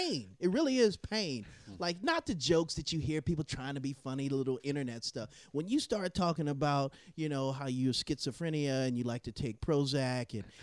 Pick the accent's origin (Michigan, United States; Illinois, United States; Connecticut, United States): Illinois, United States; Chicago; now in Southern California, United States; I'm originally from Chicago